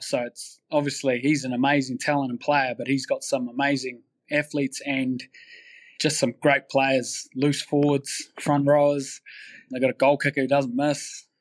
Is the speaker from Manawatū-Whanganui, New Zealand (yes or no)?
yes; Manawatū-Whanganui, New Zealand; I grew up in Manawatu, which is in the Hurricane region